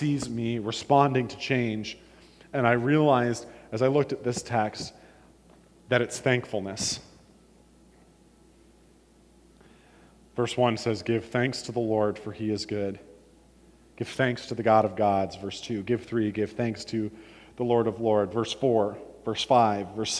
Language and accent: English; Warren, Ohio, United States; born or raised there; moved away as an adult; also born or lived in Illinois